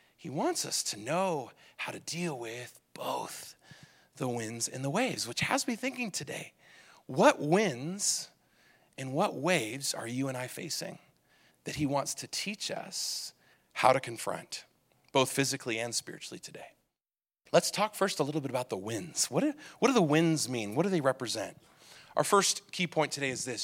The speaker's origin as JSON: {"language": "English", "region": "Southern California", "country": "United States", "tie": "born or raised there", "said": "When I was a kid growing up in Southern California"}